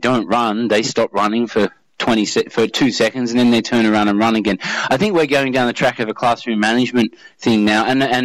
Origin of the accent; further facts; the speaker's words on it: Australia; I'm from Australia